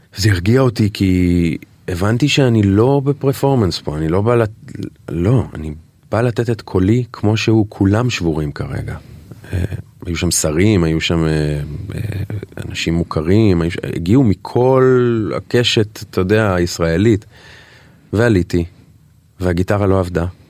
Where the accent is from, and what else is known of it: Israel